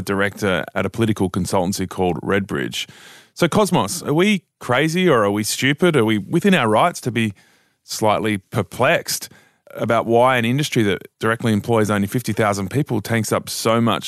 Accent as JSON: {"language": "English", "town": "Mudgee", "region": "New South Wales", "country": "Australia", "tie": "born or raised there", "said": "I grew up in Mudgee. It's a town that was 7,000 people."}